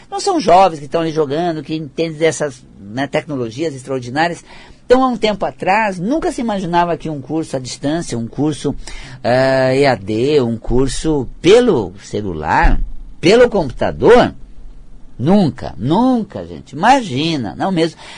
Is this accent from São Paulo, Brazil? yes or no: no; Paraná, Brazil; Eu, quando venho lá do interior do Paraná, aquela região norte do Paraná